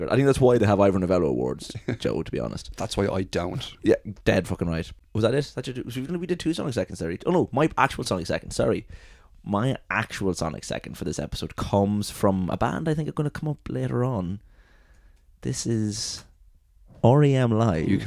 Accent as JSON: {"language": "English", "region": "England", "country": "United Kingdom", "said": "I am from England and in England right now."}